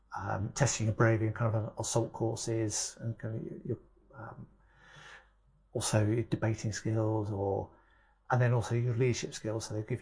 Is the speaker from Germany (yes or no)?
yes; Germany; I grew up in Germany in the 80s and the IRA threat there was very real.